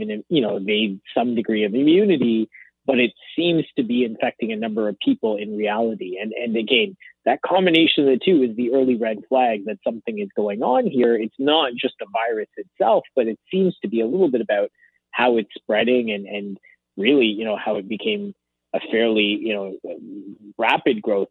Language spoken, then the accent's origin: English; Canada; as a Canadian